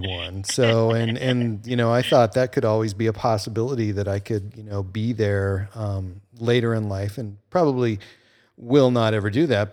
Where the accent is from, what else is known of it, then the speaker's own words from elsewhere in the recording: United States; I grew up on the Canadian border, and so I had kind of the best of both worlds